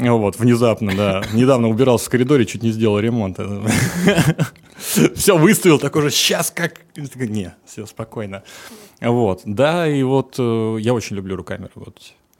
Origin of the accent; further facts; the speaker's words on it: Moscow Oblast, Russia; я ездил из Подмосковья в Москву, и это занимало час двадцать да. на электричке.